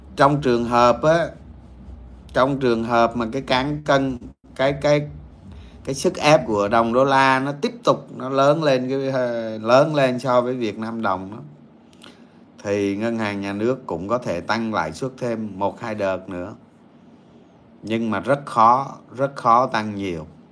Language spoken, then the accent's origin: Vietnamese; Dong Nai, Vietnam; quê tôi ở đồng nai